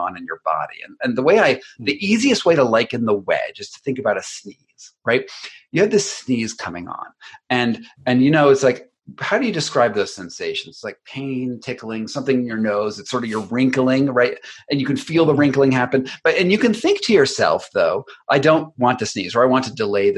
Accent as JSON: {"language": "English", "country": "United States", "said": "as an American"}